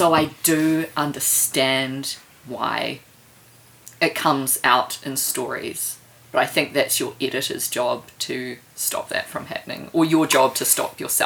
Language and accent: English; Auckland, New Zealand; now in Wellington, New Zealand; I grew up in Papakura in Auckland